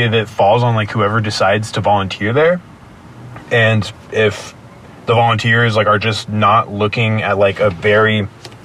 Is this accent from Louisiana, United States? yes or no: no; San Bruno, California, United States; where I grew up in San Bruno